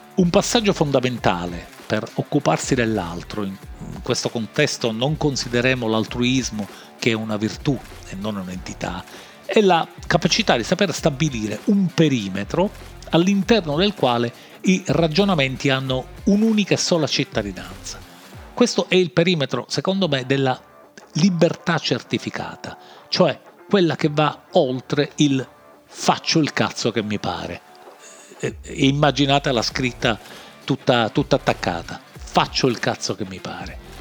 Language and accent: Italian; Sicily, Italy; accent: Sicilian; questo accento siciliano, eh, perché sono siciliano